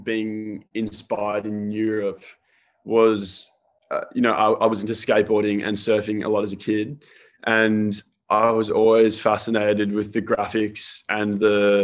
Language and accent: English; Sydney, New South Wales, Australia; also born or lived in Melbourne, Victoria, Australia; I'm actually from Melbourne originally. So I moved to Sydney when I was about 10